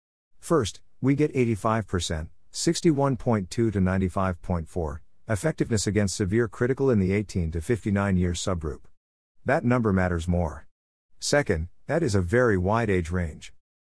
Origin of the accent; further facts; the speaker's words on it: Australia; now in United States; AstraZeneca isn't on offer in the Bay, and was recently abandoned in my home country of Australia too